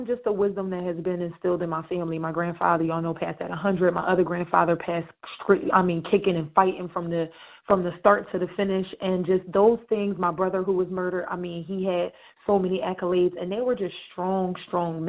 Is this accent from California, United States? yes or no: no; Camden, New Jersey, United States; I'm from Camden